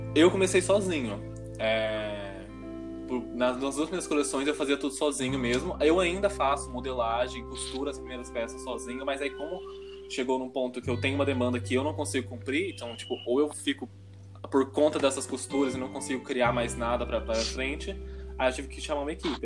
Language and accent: Portuguese; Varginha, Minas Gerais, Brazil; now in São Paulo, Brazil; Eu sou de Varginha